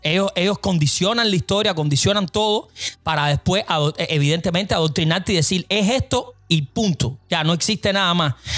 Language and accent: Spanish; Cuba; moved away; la grandeza que tenemos nosotros como cubanos